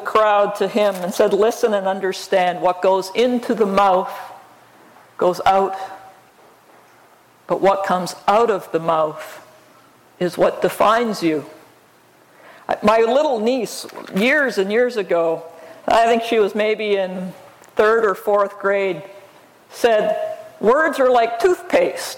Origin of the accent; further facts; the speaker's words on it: Alberta, Canada; I grew up in Alberta, Canada, up against the mountains.